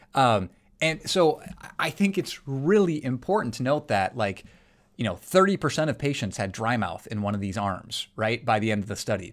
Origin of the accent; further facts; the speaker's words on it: South Dakota, United States; I'm from South Dakota.